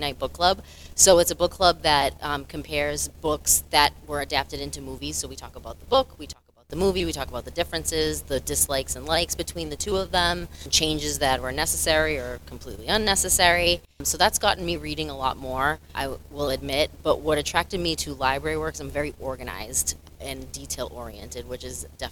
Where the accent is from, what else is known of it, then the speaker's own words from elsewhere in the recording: Lynn, Massachusetts, United States; also born or lived in Revere, Massachusetts / Florida; I'm from Lynn for the most part. When I was born, my parents lived in Revere, but we moved here within 4 years of that.